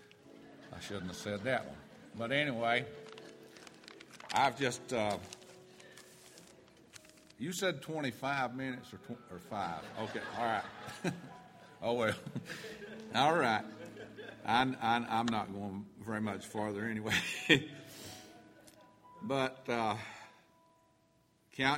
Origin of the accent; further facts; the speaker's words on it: North Carolina, United States; now in Georgia, United States; I was born and raised in North Carolina in the mountains